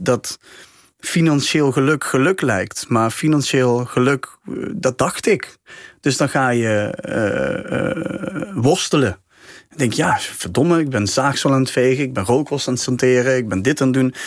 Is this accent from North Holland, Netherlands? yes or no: no; Helmond, North Brabant, Netherlands; bij ons in Helmond